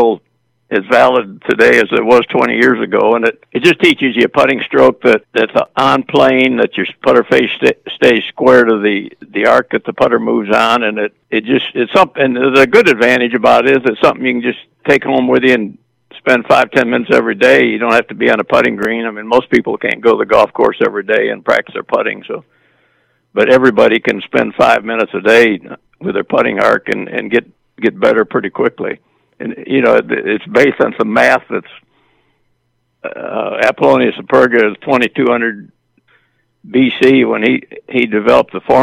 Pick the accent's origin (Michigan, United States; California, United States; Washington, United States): Michigan, United States; I grew up in Michigan